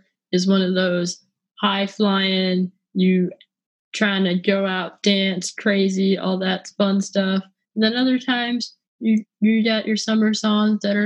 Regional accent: California, United States; I am from California, and California is hot, but it's not humid.

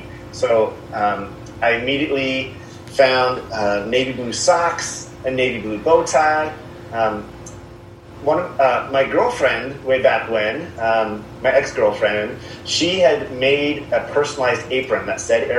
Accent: Tri-Cities, Washington, United States; where I grew up in the Tri-Cities

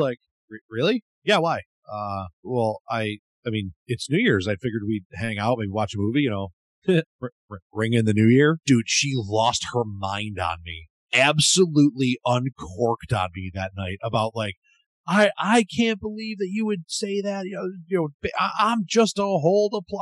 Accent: Buffalo, New York, United States; I'm from Buffalo.

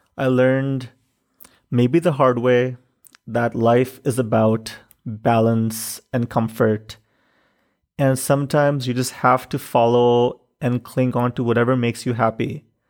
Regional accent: Pakistan; moved away as an adult; also born or lived in Chicago; In Pakistan, I grew up with different kinds of privilege.

